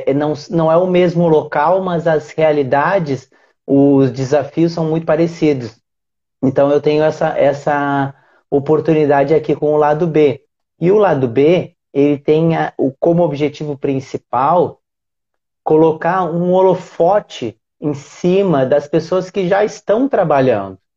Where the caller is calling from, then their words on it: Aracaju, Sergipe, Brazil; Eu falo de Aracaju, Sergipe.